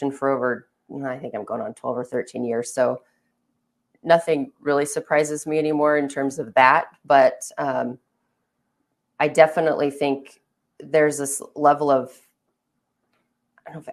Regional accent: Baker City, Oregon, United States; also born or lived in La Grande, Oregon; I'm from Baker, I live in Baker

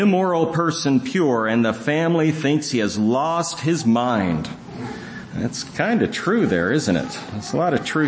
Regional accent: near Seattle, Washington, United States; moved away as an adult; I grew up near Seattle, so I was staying with my family

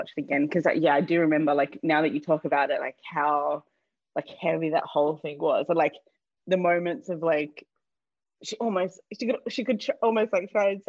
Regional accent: Australia; now in United States; I'm from Australia

